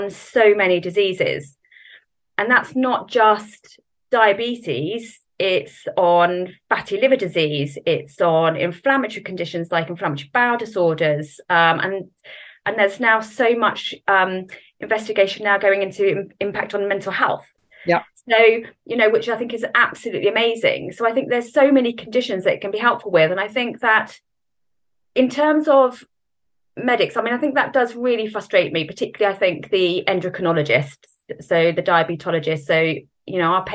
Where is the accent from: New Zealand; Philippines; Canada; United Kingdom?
United Kingdom; Norfolk, East of England; moved away as an adult; now in Southampton, United Kingdom; I'm originally from Norfolk and then moved a little bit after I was about 18 to pretty much down south